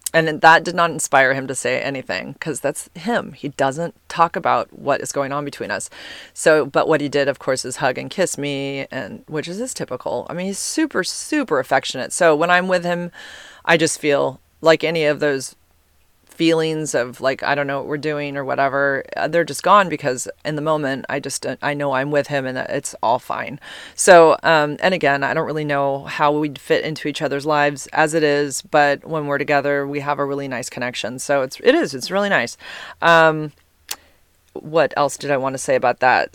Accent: United States; accent: American; my American accent

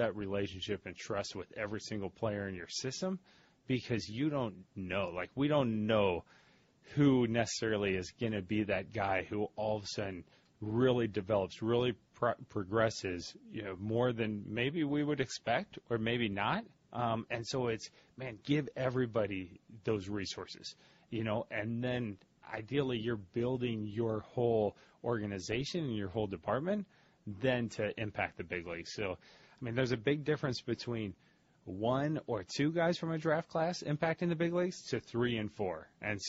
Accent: St. Louis, Missouri, United States; moved away as an adult; now in Ohio, United States; I'm from St. Louis originally, went to Ohio State, and I have not gone back to Missouri since

